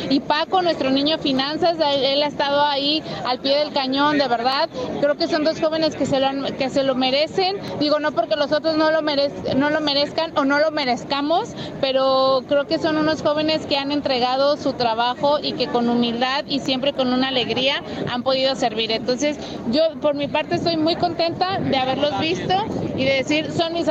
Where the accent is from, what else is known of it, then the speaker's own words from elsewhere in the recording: Chile; de Chile.